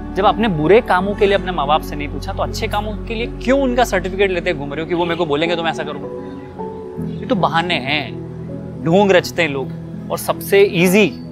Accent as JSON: {"language": "Hindi", "town": "Ahmedabad", "region": "Gujarat", "country": "India", "said": "मैं अहमदाबाद से हूँ"}